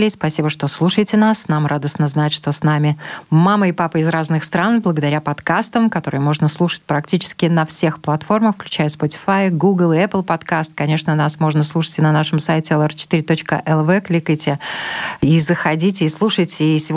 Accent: Zhytomyr, Zhytomyr Oblast, Ukraine; moved away as an adult; now in Riga, Latvia; Мы из Украины, из города Житомир.

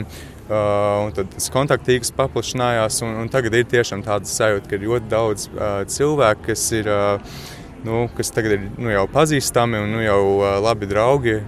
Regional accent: Australia; moved away as an adult; now in Latvia; es esmu dzimis Austrālijā, tā kā mm -hmm. man vienmēr būs saiknes ar Austrāliju. Un es nu, tur mācos

